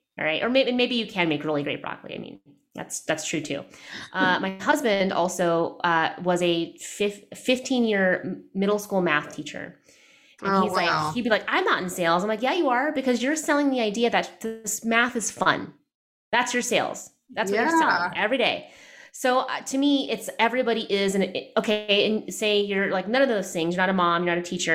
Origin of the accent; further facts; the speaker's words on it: United States; I'm Filipino American. I'm first generation